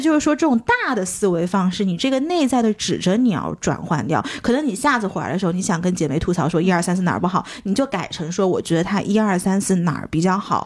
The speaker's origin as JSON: {"language": "Chinese", "region": "Jiangxi", "country": "China", "moved": "yes", "lives_now": "Shanghai, China", "said": "作为一个江西人"}